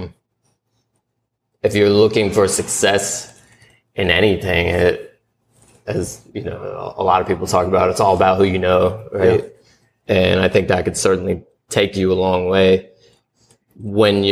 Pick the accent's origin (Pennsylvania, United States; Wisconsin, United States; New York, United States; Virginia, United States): Virginia, United States; Richmond; now in Atlanta, United States; when I moved here from Richmond, Virginia. That's where I grew up